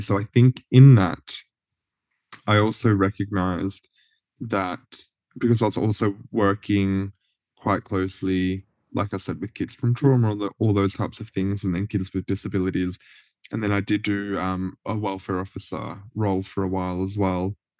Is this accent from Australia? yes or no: yes; Cobram, Victoria, Australia; moved away; also born or lived in Deniliquin, New South Wales; as I was living in Cobram, like a country town